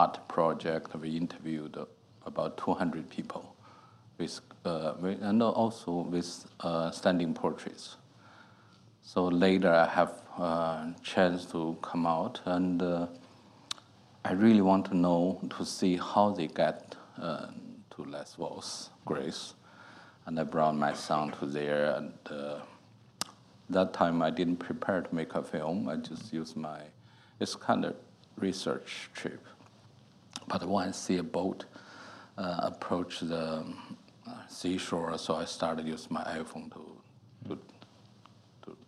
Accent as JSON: {"language": "English", "country": "China", "tie": "born or raised there", "moved": "as an adult", "said": "I grew up in China."}